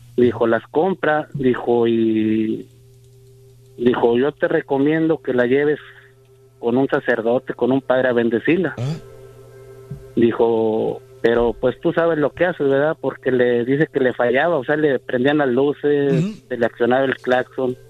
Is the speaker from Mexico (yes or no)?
yes; Torreón, Coahuila, Mexico; yo soy de Torreón.